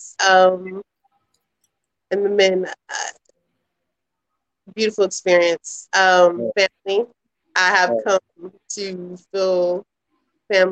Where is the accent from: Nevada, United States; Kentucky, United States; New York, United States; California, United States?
Kentucky, United States; I'm in Kentucky, y'all. I'm in Louisville. That sounds like I really am. Yeah, I'm from Kentucky.